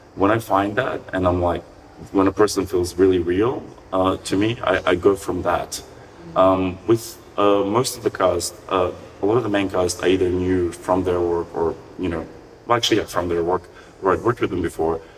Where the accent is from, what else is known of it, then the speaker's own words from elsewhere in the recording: North Macedonia; when I was growing up in Macedonia.